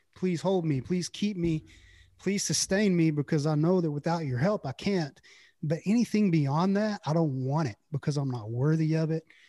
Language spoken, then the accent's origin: English; Brownwood, Texas, United States; also born or lived in Early; I grew up in a little town called Brownwood